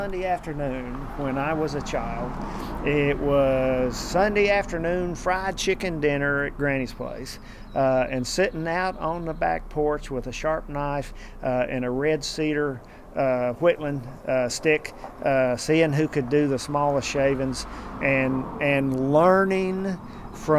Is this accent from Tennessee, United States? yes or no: yes; Tazewell, Tennessee, United States; also born or lived in Middlesboro, Kentucky; when I was born, Mom and Dad lived above the old drugstore up in Tazewell, across from the courthouse. And the closest hospital was Middlesbrough, Kentucky